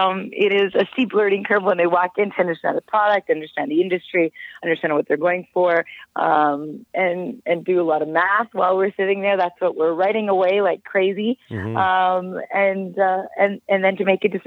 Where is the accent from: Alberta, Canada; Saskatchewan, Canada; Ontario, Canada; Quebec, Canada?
Alberta, Canada; Calgary; I'm born and raised in Calgary, Alberta